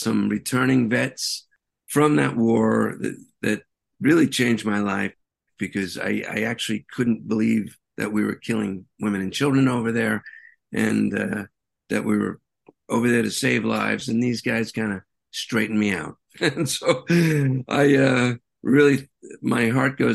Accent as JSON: {"language": "English", "town": "New York City", "region": "New York", "country": "United States", "said": "I'm a New Yorker"}